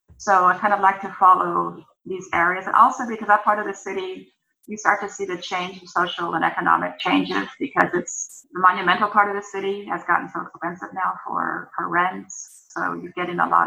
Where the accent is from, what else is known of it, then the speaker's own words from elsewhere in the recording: California, United States; now in Mallorca, Spain; I'm from California originally